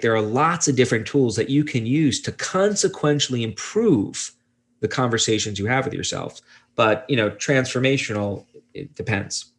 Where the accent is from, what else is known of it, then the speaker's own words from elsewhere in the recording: Brooklyn, New York, United States; I'm from Brooklyn, New York